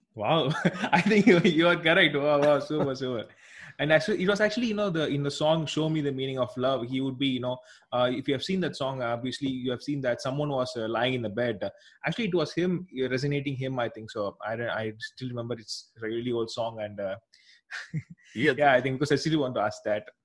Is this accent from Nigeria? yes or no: no; South India, India; I'm actually from India. Here we don't actually use those uh, that much, at least in our south part of the country